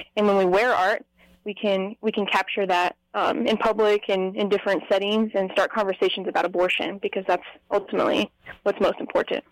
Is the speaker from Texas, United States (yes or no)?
no; Las Vegas, Nevada, United States; I'm from Las Vegas, Nevada